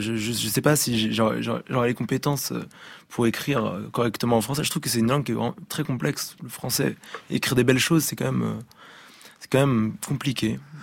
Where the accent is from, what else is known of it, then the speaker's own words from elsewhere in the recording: Brittany, France; accent: French; je suis breton finalement